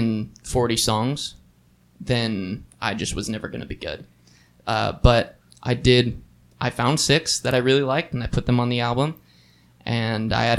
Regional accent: Lancaster, California, United States; moved away as an adult; now in Santa Barbara, United States; I originally grew up in Lancaster, California

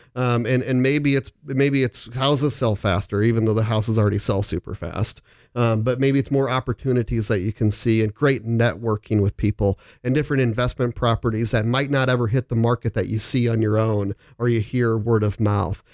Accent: Omaha, Nebraska, United States; also born or lived in Phoenix; I'm back in Omaha. I'm born and raised here

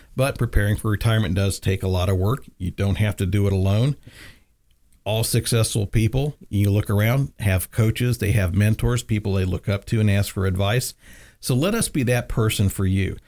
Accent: the South, United States; I grew up in the South

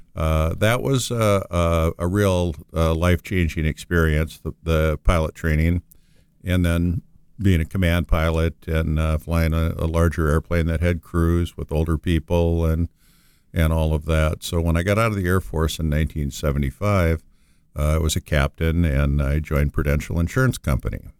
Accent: Moorhead, Minnesota, United States; I'm originally from Moorhead, Minnesota, which is a small town right next to Fargo, North Dakota

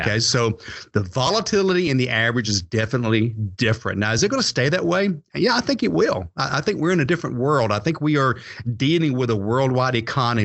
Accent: Atlanta, Georgia, United States; I was born and raised in the Atlanta area.

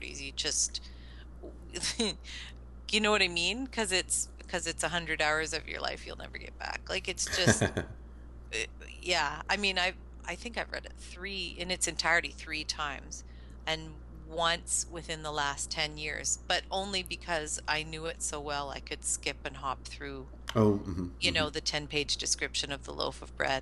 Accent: Canada; I'm Canadian

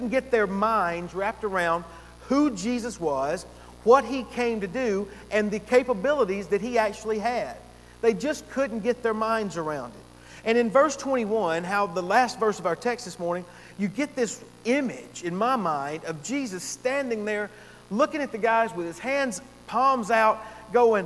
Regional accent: Gainesville, United States; I had moved back to my hometown up in Gainesville

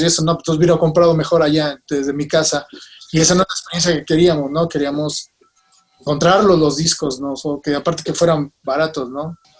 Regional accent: Mexico; nosotros venimos de México

